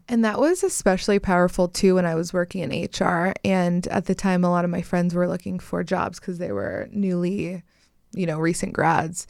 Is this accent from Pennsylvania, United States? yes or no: yes; Pennsylvania, United States; moved away as an adult; now in Los Angeles, United States; I am originally from Pennsylvania